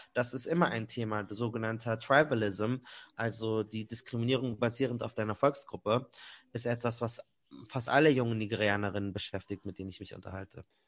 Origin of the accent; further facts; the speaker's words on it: Germany; weil ich in Deutschland aufgewachsen bin